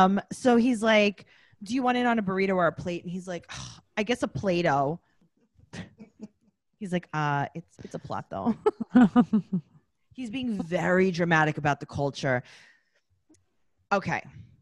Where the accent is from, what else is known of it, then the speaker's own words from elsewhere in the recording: New York, United States; I'm from New York. I feel like I don't not live in Mexico.